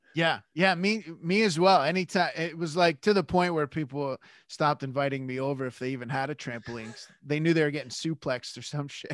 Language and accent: English; Canada; I'm Canadian